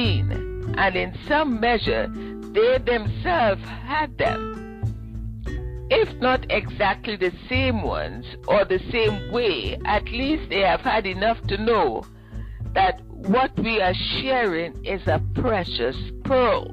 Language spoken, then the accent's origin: English; Ottawa, Ontario, Canada; moved away as an adult; I'm from Ottawa, and I got transferred down here